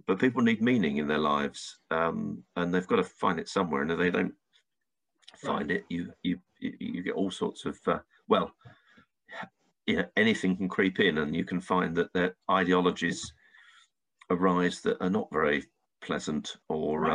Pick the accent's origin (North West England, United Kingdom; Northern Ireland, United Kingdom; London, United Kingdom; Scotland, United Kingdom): London, United Kingdom; I was born in London